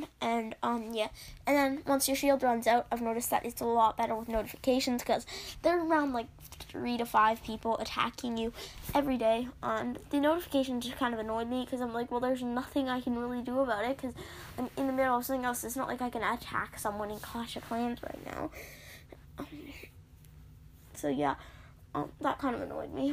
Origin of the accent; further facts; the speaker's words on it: Canada; I'm Canadian